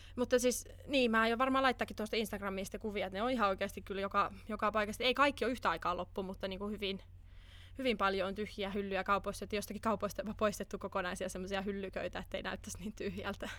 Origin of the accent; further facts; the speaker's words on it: Finland; moved away; mun kotimaa, Suomi